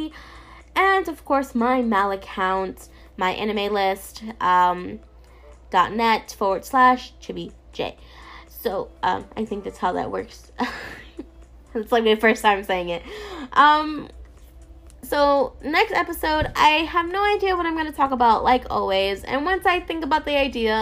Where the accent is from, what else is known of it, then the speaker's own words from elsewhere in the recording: New York City, New York, United States; I'm from New York